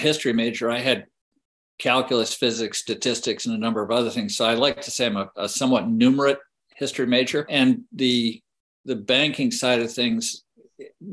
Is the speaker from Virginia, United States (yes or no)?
yes; Charlottesville, Virginia, United States; also born or lived in Lexington, Virginia; I grew up in Charlottesville, Virginia, which is the middle of the state of Virginia